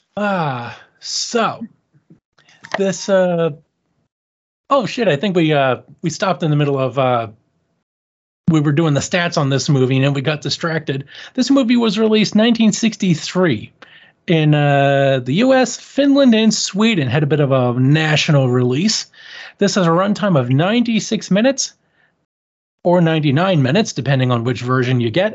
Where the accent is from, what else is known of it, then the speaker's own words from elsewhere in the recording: Canada; I'm Canadian